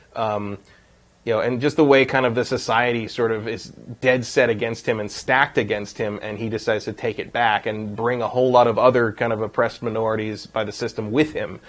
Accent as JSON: {"language": "English", "region": "West Coast", "country": "United States", "said": "I come from the West Coast. Like that area, this area of the country."}